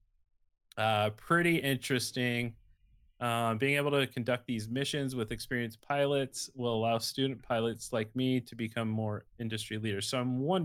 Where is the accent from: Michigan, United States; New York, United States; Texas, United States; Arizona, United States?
Arizona, United States; my home state down in Tucson